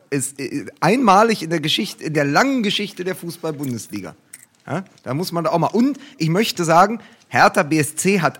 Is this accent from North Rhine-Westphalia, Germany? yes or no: yes; Dortmund, North Rhine-Westphalia, Germany; zumindest als Dortmunder, ich, ich war ja auch im, dort im Stadion